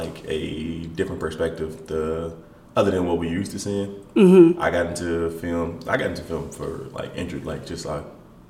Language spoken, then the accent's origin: English; Chicago, Illinois, United States; I am from Chicago, born and raised. Mm-hmm. I've been here my whole life.